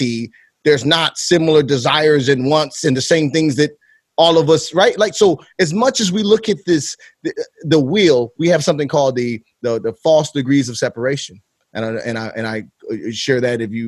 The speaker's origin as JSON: {"language": "English", "town": "Chicago", "region": "Illinois", "country": "United States", "said": "I am from Chicago"}